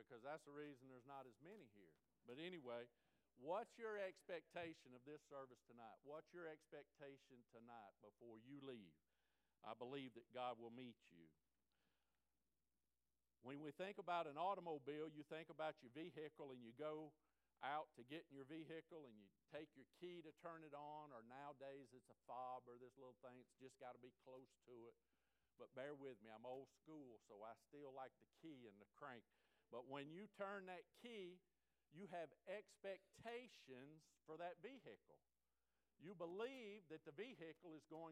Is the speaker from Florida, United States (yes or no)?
yes; Florida, United States; also born or lived in Alaska; now in Alabama, United States; I was born in Florida.